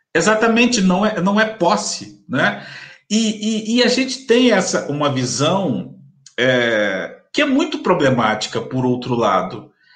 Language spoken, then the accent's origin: Portuguese; Campos dos Goytacazes, Rio de Janeiro, Brazil; sou de Campos dos no interior do Rio de Janeiro